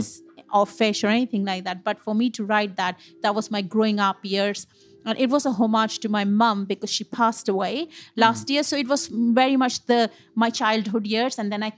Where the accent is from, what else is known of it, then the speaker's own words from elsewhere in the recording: United Kingdom; that I'm very proud of being a British Indian chef.